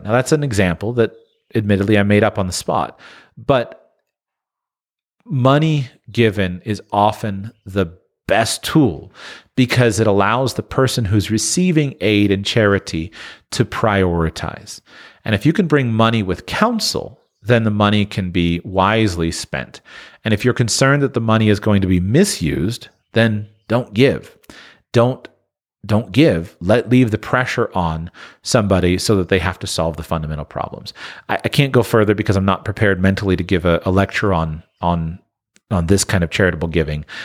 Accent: United States; Growing up in the United States

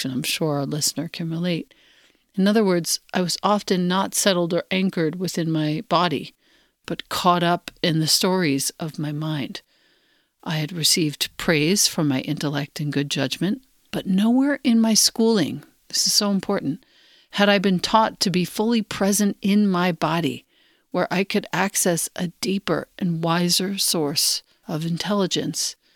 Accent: Los Angeles, California, United States; Growing up in Los Angeles, a city dominated by artificial light, Cell phones, colorful billboards, shiny marketing ads, and a culture of wealth overlapping deep poverty.

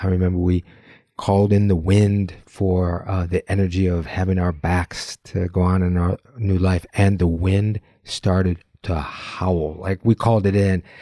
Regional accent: Michigan, United States; We have that commonality of growing up in Michigan

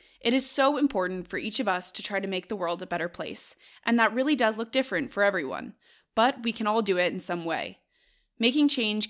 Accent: Western US, United States; moved away; because I'm from the Western US where we have very, very limited public transport.

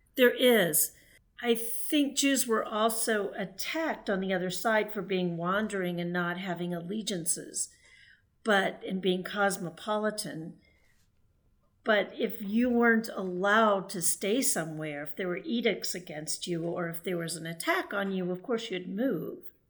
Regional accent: Texas, United States; I grew up in Texas

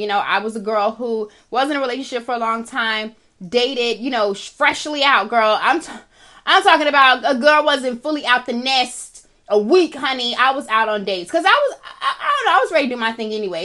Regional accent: United States; I am African American

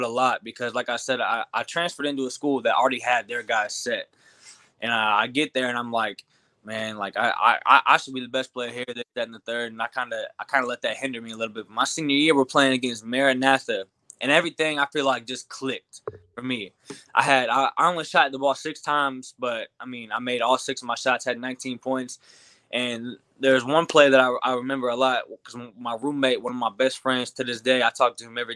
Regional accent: Glasford, Illinois, United States; also born or lived in Peoria, Illinois; So I grew up in a really big basketball area. Peoria, Illinois is a huge basketball area. I was born in Peoria, and then my parents moved just like 20-30 minutes outside the city to Glassford, Illinois

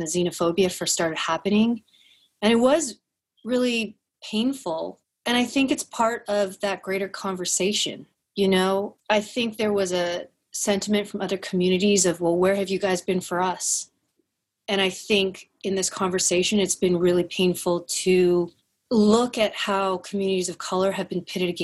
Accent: Edmonton, Alberta, Canada; I grew up in Edmonton, Alberta, and I came up from kindergarten through grade 10 in the Mandarin bilingual program

